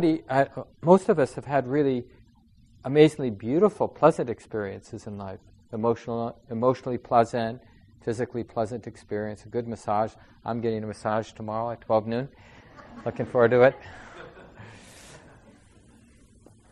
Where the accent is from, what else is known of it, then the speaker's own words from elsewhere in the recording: Minneapolis, Minnesota, United States; I grew up in Minneapolis. I was born in St. Mary's Hospital